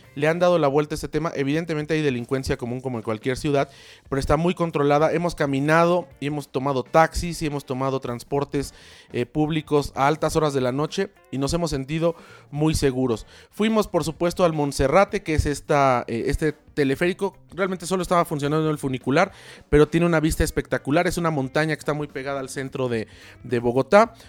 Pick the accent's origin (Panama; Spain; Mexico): Mexico; nuestro país